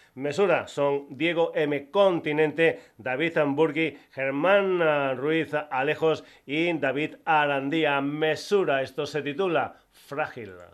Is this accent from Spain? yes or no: yes; Extremadura, Spain; gente de mi tierra, de Extremadura